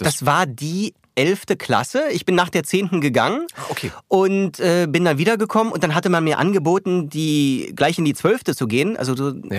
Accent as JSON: {"language": "German", "region": "Bavaria", "country": "Germany", "tie": "born or raised there", "also_born_or_lived": "New York", "moved": "as an adult", "lives_now": "Berlin, Germany", "said": "Dann ist meine Familie nach Bayern gezogen. Äh, und ja, da bin ich dann großenteils aufgewachsen"}